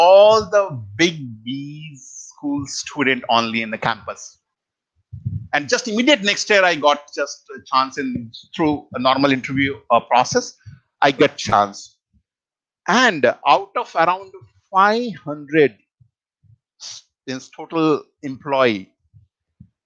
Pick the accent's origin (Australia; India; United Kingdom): India; Bihar; moved away; I'm origin from Bihar, so entire village, you can say I'm the only one person